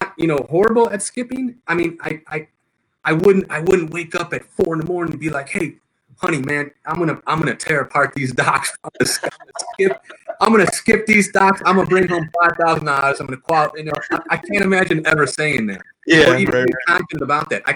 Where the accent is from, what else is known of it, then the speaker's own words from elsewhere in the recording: Chicago, Illinois, United States; I'm from Chicago. I'm from Illinois.